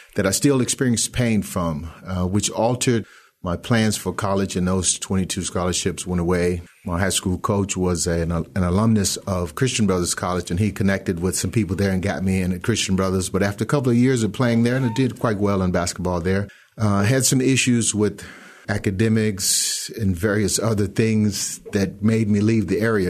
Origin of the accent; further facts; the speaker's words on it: Millington, Tennessee, United States; Born and raised in Millington, Tennessee